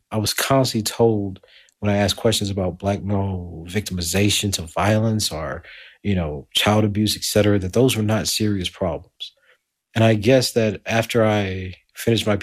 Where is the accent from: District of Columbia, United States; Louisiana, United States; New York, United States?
Louisiana, United States; Lake Charles; moved away as an adult; now in Edinburgh, United Kingdom; I came from Lake Charles, Louisiana. I was born at the tail end of segregation in 1979.